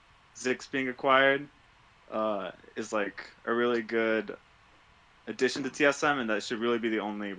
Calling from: Chicago, Illinois, United States; I'm calling from Chicago.

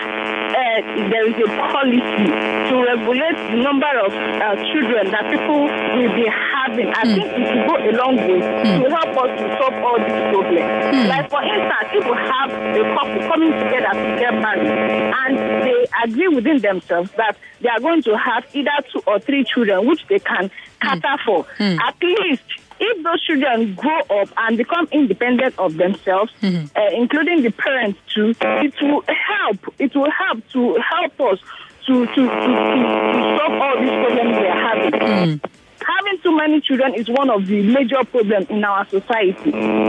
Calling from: Odojo, Federal Capital Territory, Nigeria; I'm calling you from Odojo.

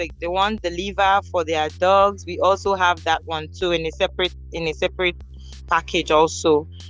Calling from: Abuja, Federal Capital Territory, Nigeria; I'm calling from Abuja, Nigeria.

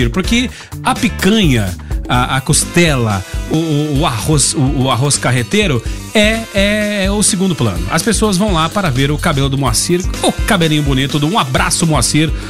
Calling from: Goiás, Brazil; Boa tarde … eu sou aqui da Jaiara

